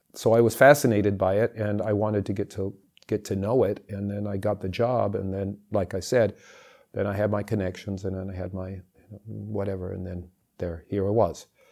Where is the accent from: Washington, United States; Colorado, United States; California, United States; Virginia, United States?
California, United States; I grew up in California